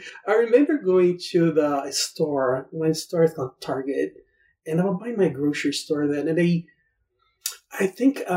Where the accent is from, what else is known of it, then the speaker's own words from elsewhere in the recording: Brazil; English is a second language; moved away as an adult; now in United States; I was very used to go to the gym in Brazil